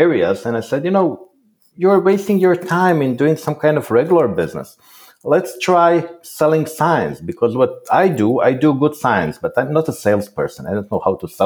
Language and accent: English; Croatia; I was born in Croatia